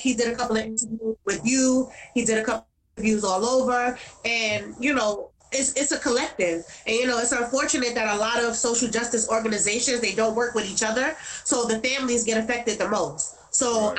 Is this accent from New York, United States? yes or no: yes; New York City, New York, United States; in Brownsville, where I'm from, I'm from Brownsville, 251 Mother Gaston between East New York and Liberty, right across the street from Howard Projects. That is my area. That is where I grew up